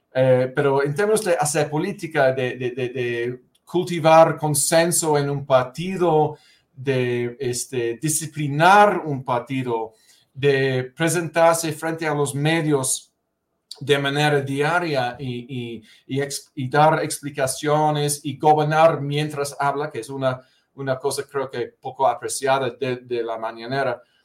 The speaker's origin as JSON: {"language": "Spanish", "country": "United Kingdom", "second_language": "Spanish", "moved": "yes", "said": "la iglesia anglicana en mi país, en, Gran Bretaña"}